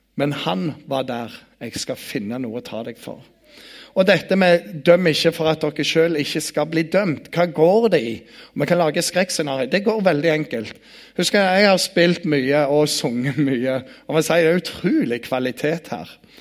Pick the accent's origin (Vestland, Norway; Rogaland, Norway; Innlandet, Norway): Rogaland, Norway; Bryne; jeg kommer fra Bryne